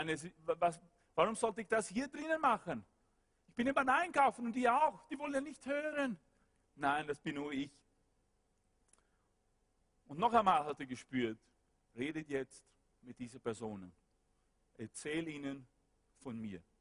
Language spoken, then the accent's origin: German; West Coast, Sweden; German is a second language; Ich war dort ein Student und ich wohnte dort und ich äh, komme nicht aus Stockholm, ich komme aus der Westküste